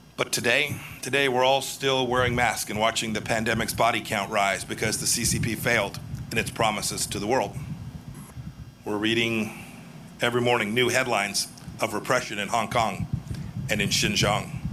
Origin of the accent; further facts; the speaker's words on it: Kansas, United States; my home state of Kansas